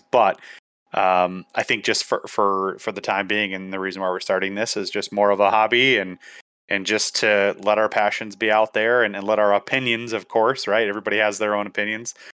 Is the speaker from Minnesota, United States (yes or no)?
yes; Minnesota, United States; moved away as an adult; born and raised in Minnesota and, um, you know, spent most of my life there